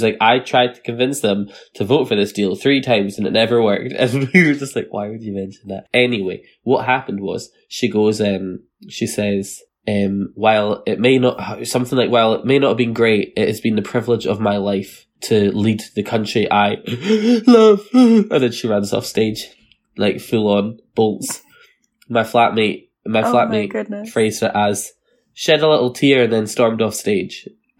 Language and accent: English; Scotland, United Kingdom; accent: Fife; I don't want to insult anyone from Fife. It's not my favorite accent, and my mum always raised me to like speak properly because my mum was from Edinburgh, and then I moved to Edinburgh